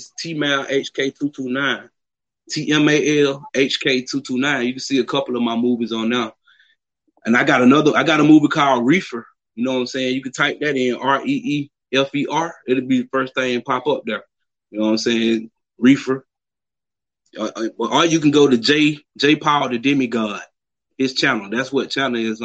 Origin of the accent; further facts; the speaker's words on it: Southwest Georgia, United States; I'm from the Southwest Georgia